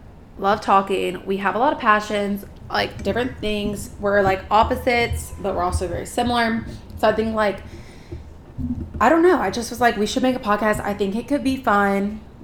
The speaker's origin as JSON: {"language": "English", "region": "the South", "country": "United States", "said": "I'm from the South. There aren't Pride parades."}